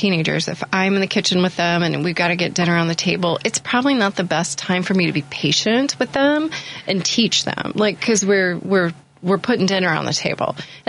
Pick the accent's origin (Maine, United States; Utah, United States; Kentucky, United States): Kentucky, United States; moved away as an adult; now in Chicago, United States; I grew up in Kentucky.